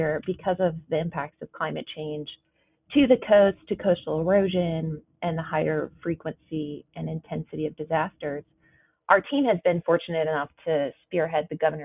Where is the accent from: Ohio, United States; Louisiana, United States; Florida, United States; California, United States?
Louisiana, United States; Mandeville; I am a native Louisianan, born and raised in Mandeville, Louisiana